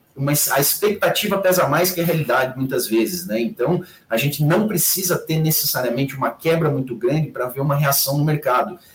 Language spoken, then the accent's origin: Portuguese; Xanxerê, Santa Catarina, Brazil; moved away; minha turma lá da minha terra natal, lá em Xanxerê é, Santa Catarina